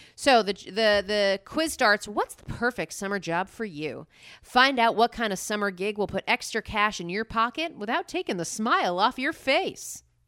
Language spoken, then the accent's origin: English; Harrington Park, New Jersey, United States; I grew up in Harrington Park, New Jersey